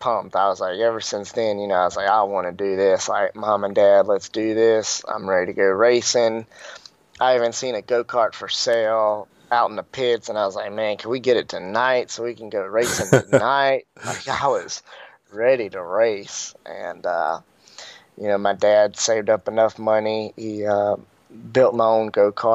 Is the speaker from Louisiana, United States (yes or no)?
yes; Denham Springs, Louisiana, United States; now in North Carolina, United States; I'm actually born and raised in Denham Springs, Louisiana.